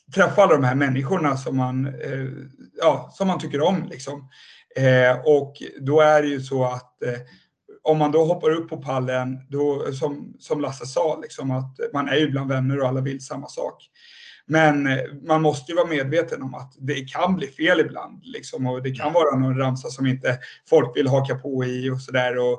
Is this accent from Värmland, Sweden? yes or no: no; Nynäshamn, Stockholm County, Sweden; så jag kommer ju inte från Södertälje överhuvudtaget. Jag är uppvuxen i Nynäshamn